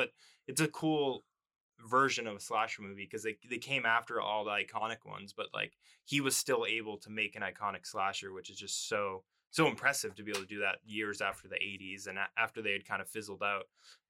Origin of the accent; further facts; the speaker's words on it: near Boston, Massachusetts, United States; we're from Massachusetts as well. We're from near Boston